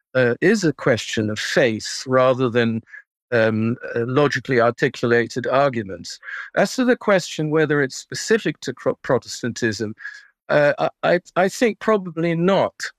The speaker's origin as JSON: {"language": "English", "country": "Netherlands", "tie": "born or raised there", "moved": "yes", "said": "as a Dutchman, uh, growing up in Holland"}